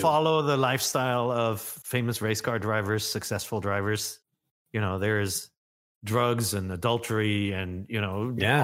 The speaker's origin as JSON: {"language": "English", "country": "Germany", "tie": "born or raised there", "moved": "yes", "said": "growing up in Germany, you needed a passport to go into Holland"}